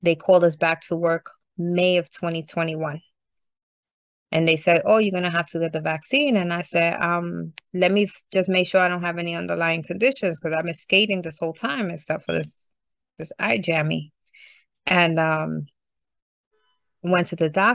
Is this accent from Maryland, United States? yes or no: no; New York City, New York, United States; also born or lived in Bushwick / Canarsie / Clinton Hill / Sunset Park; I'm from Brooklyn, Puerto Rican, my whole life